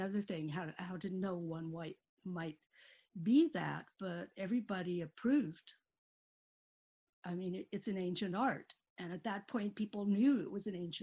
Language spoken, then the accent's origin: English; Needles, California, United States; moved away; I grew up in Needles, California, which is a very tiny town in the Mojave Desert